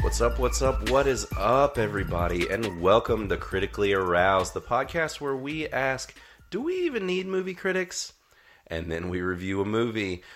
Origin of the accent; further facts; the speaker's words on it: North Carolina, United States; accent: twang; if our twangs are slowly slipping out, then you might figure out that we're from North Carolina